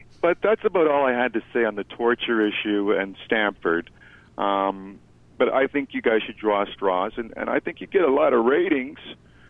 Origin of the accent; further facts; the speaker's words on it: Canada; I'm a Canadian.